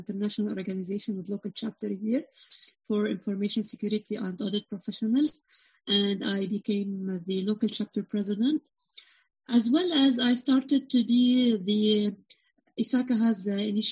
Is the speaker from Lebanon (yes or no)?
yes; Lebanon; I'm from Lebanon